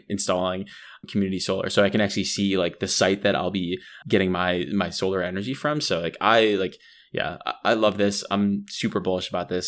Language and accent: English; Appalachia, United States; growing up in Appalachian, like, a coal region